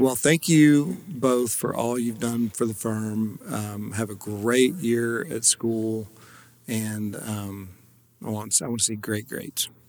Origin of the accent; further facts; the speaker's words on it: Paris, United States; my hometown of Paris